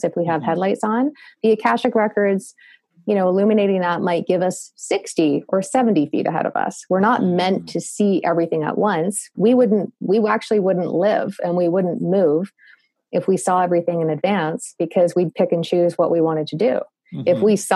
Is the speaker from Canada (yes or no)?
yes; Canada; accent: Canadian; my Canadian accent